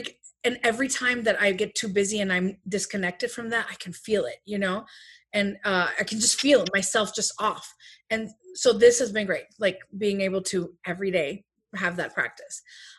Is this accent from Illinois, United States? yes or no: yes; Chicago, Illinois, United States; Since 2005, I've known him. We're from Chicago.